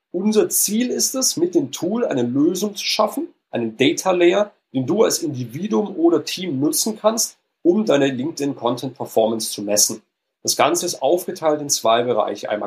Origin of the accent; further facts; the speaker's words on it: Stuttgart, Baden-Württemberg, Germany; Die beiden Founders, also einmal mein, mein Co-Founder, der Eugen und ich, wir kommen beide aus Stuttgart.